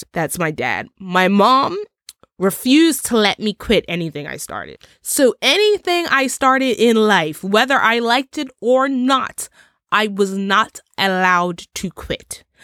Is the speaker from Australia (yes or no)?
no; Bermuda; Bermuda, my home country